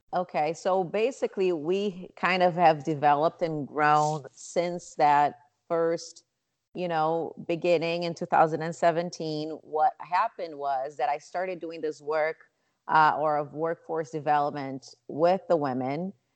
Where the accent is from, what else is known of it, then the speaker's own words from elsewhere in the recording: Rio de Janeiro, Brazil; moved away as an adult; now in Chicago, United States; I was born and raised in Rio de Janeiro, Brazil